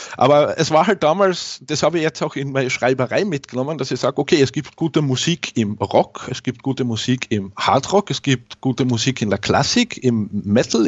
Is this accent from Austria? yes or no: yes; Carinthia, Austria; ich bin in Kärnten geboren worden, in Österreich. Deswegen auch der schöne Akzent